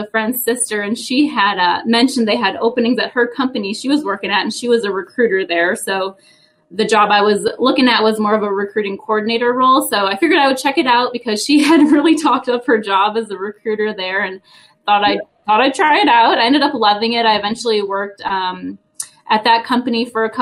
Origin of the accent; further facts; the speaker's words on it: Wisconsin, United States; I actually grew up in the great state of Wisconsin, so I am from the Cheese State